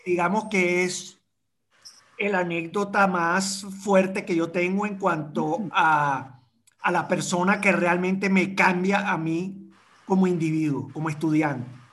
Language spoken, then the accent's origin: Spanish; Caracas, Capital District, Venezuela; now in Madeira, Portugal; estudiar en el San Agustín eh, nosotros en, cuarto grado nos mudamos para Prado del Este